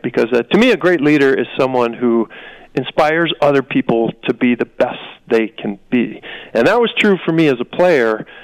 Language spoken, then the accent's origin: English; Wisconsin, United States; I grew up in Wisconsin watching the Badgers play